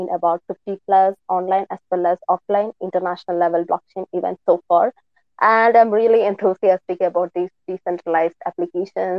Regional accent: India; moved away as an adult; now in London, United Kingdom; I'm from India, but currently living in London.

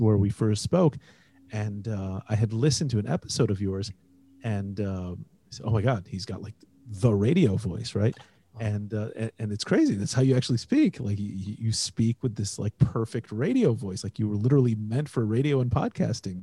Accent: Indiana, United States; now in Israel; I grew up in Indiana, and I grew up in kind of on the borderland of rural Indiana

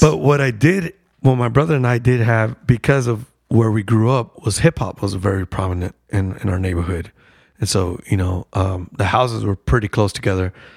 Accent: Lynwood, California, United States; I grew up in Linwood, so it was like a suburb outside of L

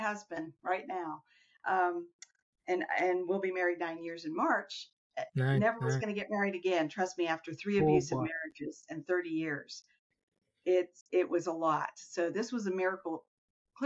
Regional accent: Iran; moved away; growing up in Iran

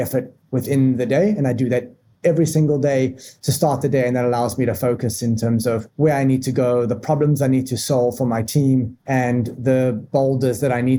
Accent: Johannesburg, Gauteng, South Africa; moved away as an adult; now in United States; So I was born and raised in South Africa, a mega diverse city and mega diverse country. I was born in Johannesburg

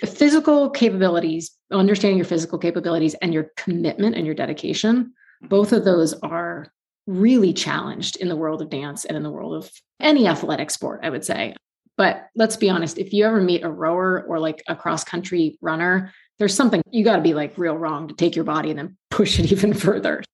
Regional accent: East Bay, San Francisco Bay Area, California, United States; also born or lived in Hanover, New Hampshire; I grew up in the East Bay in California, in the San Francisco Bay Area.

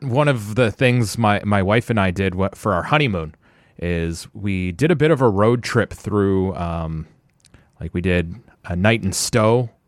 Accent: Ottawa, Ontario, Canada; Born and raised in Orleans

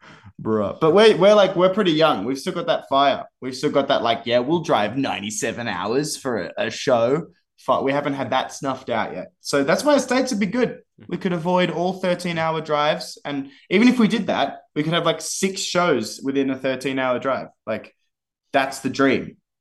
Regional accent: Canberra, Australian Capital Territory, Australia; we're from Canberra

